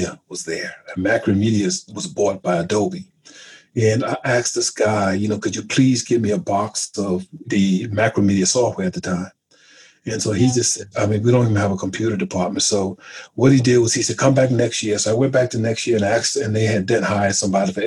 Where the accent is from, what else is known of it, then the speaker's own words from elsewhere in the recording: South Carolina, United States; moved away as an adult; now in England; I'm from South Carolina